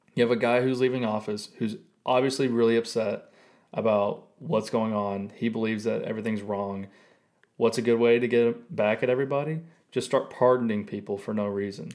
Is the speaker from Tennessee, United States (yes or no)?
yes; Tennessee, United States; Being born and raised in Tennessee, Sonic is kind of like a staple of my culture